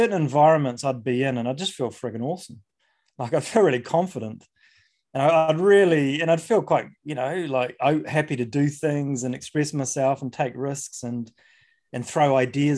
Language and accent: English; New Zealand; I grew up in New Zealand